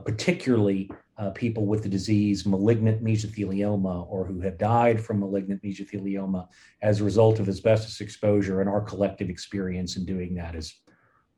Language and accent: English; Fort Worth, Texas, United States; moved away as an adult; also born or lived in upstate New York; I grew up in Fort Worth, Texas.